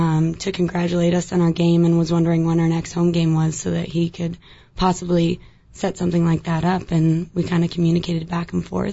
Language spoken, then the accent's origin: English; Buffalo, New York, United States; Well, I grew up in New York because my dad played and coached for the Buffalo Sabres.